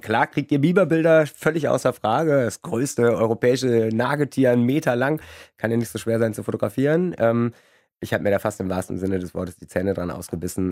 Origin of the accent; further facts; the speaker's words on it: Kleve, North Rhine-Westphalia, Germany; now in Cologne, Germany; Ich komme ursprünglich aus Kleve vom Niederrhein und da gibt es viel, viel Nichts, viel Natur und da bin ich den ersten Tieren auch begegnet